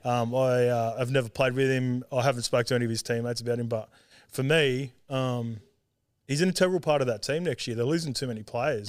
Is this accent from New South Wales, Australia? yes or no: yes; Sydney, New South Wales, Australia; born or raised there; also born or lived in Auckland, New Zealand / Salford, England